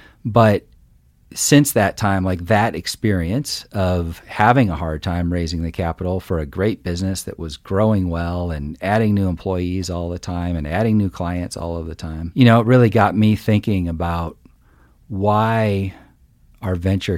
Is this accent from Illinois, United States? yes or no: yes; Illinois, United States; So I grew up in a tiny farming community in the middle of Illinois. So lots of corn and soybeans in every direction, and grew up in a family of entrepreneurs.